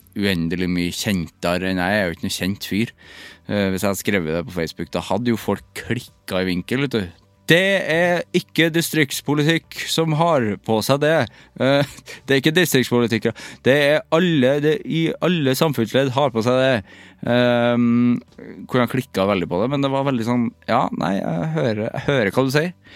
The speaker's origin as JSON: {"language": "Norwegian", "region": "Trøndelag", "country": "Norway", "said": "vi har jo en trønderklubb"}